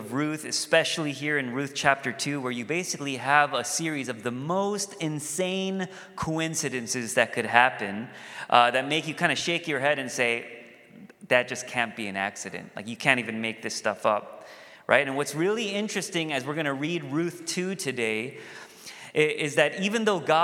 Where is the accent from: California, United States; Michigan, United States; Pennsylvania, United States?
California, United States; Cerritos; as a Korean-American, I grew up in Cerritos